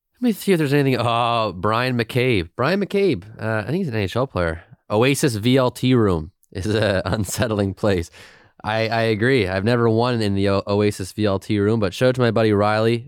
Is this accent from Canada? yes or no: yes; Halifax, Nova Scotia, Canada; I grew up in the Mumford Road, Walmart, uh, but I went to Saint Agnes Junior